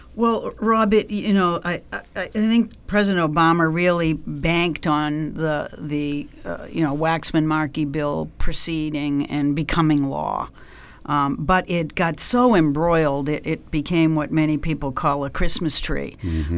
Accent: Canton, Massachusetts, United States; also born or lived in Dorchester, Boston; I grew up um, just south of Boston. My family uh, is originally from Dorchester, so when I was a young kid, we moved out um, uh, to Canton, Massachusetts, which is a few miles south

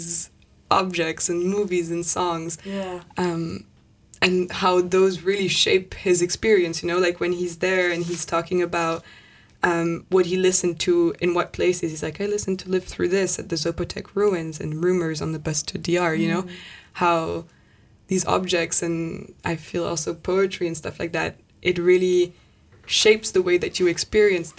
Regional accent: Paris, Île-de-France, France; I grew up in Paris, but my family's Irish and Italian

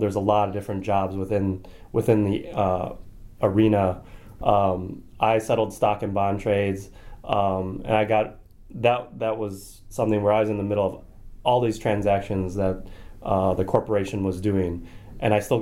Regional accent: Milwaukee, Wisconsin, United States; moved away as an adult; also born or lived in Rhode Island / Alabama; growing up in yeah. Milwaukee, Wisconsin.

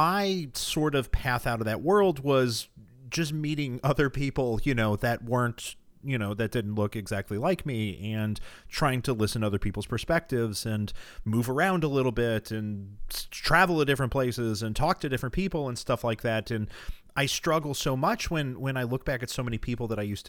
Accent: Missouri, United States; moved away; also born or lived in St. Louis, Missouri; I was born in St. Louis, Missouri, and my parents got white flight and fled to the suburbs, and I grew up in the county in Missouri that just went for Trump by the widest margin in 2016

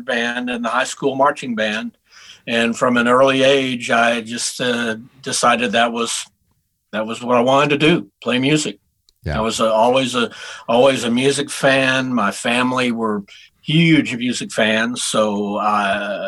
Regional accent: Houston, Texas, United States; moved away as an adult; also born or lived in Denton, Texas; now in Nashville, United States; I was born in Houston, Texas

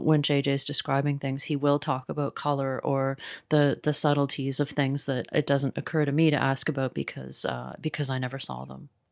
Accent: Mississauga, Ontario, Canada; now in Toronto, Canada; I grew up in Mississauga

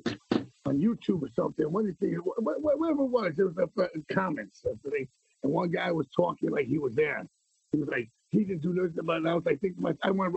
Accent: New York City, New York, United States; also born or lived in Queens; I was born in Manhattan

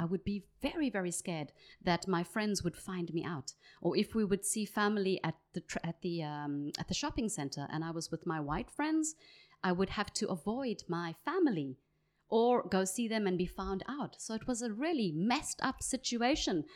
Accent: Johannesburg, Gauteng, South Africa; accent: South African; moved away; I grew up in Johannesburg

